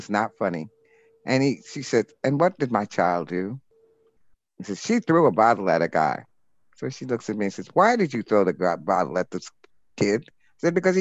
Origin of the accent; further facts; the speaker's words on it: New York City, New York, United States; I was born in New York City. I lived in Rockaway Beach for about the first 13 years of my life.